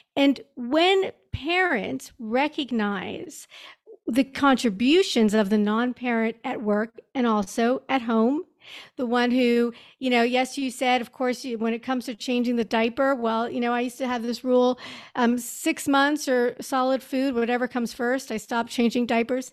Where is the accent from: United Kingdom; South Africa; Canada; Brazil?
Canada; Montreal, Quebec; moved away as an adult; also born or lived in New York; I grew up in Montreal